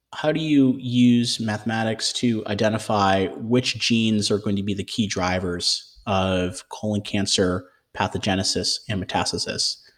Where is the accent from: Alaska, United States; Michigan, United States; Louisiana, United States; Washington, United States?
Michigan, United States; moved away as an adult; also born or lived in Ohio / Oxford, United Kingdom; now in Boston, United States; I grew up in Michigan